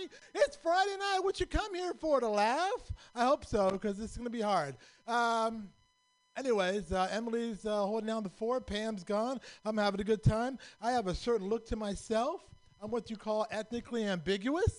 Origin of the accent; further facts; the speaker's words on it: Pakistan; I'm from Pakistan